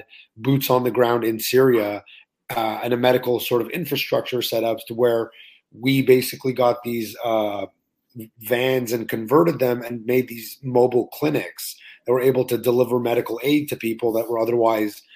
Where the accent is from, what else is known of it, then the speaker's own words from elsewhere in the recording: Laval, Quebec, Canada; also born or lived in Montreal, Canada / Orlando, United States; I grew up in Montreal until I was about 7. And then we moved to Laval until I was 27.